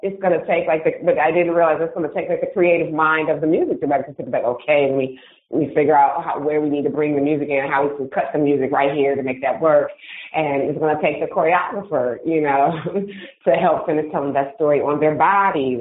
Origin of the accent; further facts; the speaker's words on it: Detroit, Michigan, United States; I feel really really excited for my hometown.